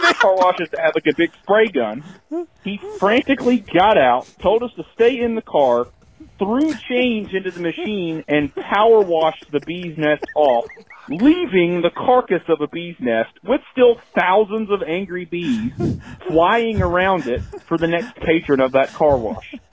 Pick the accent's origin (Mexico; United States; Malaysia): United States; rural North Carolina; when I was about five or six in rural North Carolina, my dad, uh, may he rest in peace, uh, who was a good man and he tried hard and he was the pastor of a small rural church